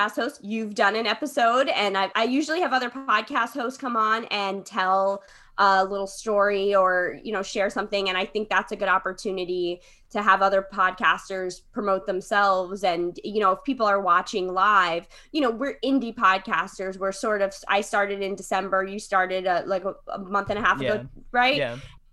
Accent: West Haven, Connecticut, United States; moved away as an adult; also born or lived in Long Island; now in Brooklyn, United States; I was born in Connecticut. That's where I grew up, in New Haven County. West Haven is the name of my hometown

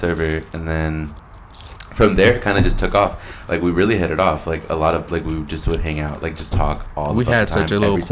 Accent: California, United States; I'm from California.

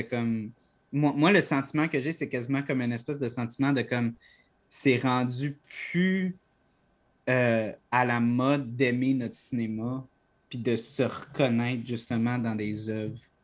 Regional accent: Quebec, Canada; notre identité en tant que Québécois

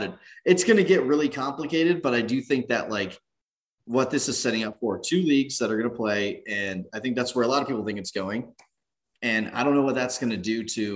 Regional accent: Southern California, United States; I grew up in Southern California

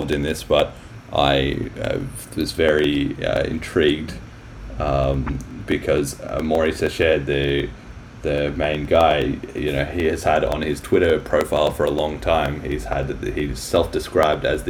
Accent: Australia; I'm Australian too

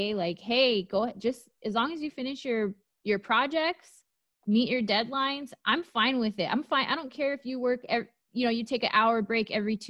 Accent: United States; I'm American and I love America

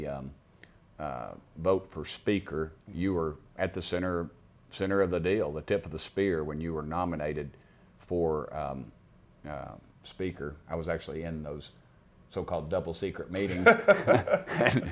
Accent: East Tennessee, United States; as we say in East Tennessee

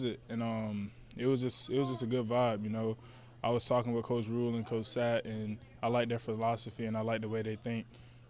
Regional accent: Jacksonville, Florida, United States; moved away as an adult; also born or lived in Atlanta, Georgia; now in Lincoln, United States; I'm from Florida.

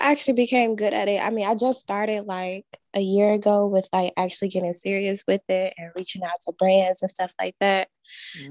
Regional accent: Chicago, Illinois, United States; I'm from Chicago. I'm an esthetician, a content creator.

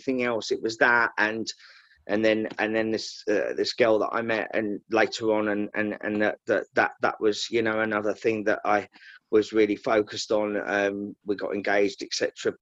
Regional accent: Essex, East of England, United Kingdom; moved away as an adult; also born or lived in Liverpool; I'm from Essex

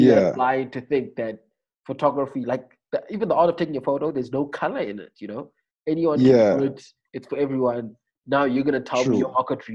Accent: Eastern Cape, South Africa; I'm from Eastern Cape. We've got the best game reserve in the world at Chamwari

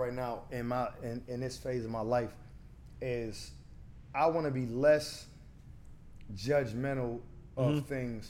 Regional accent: Pittsburgh, Pennsylvania, United States; I'm from Garfield.

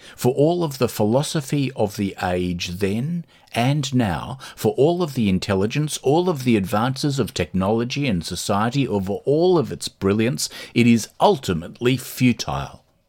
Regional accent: Australia; now in Dublin, Ireland; when I grew up in Australia

